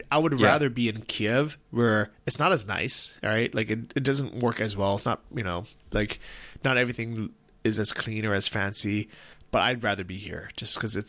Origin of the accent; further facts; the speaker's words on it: United States; as an American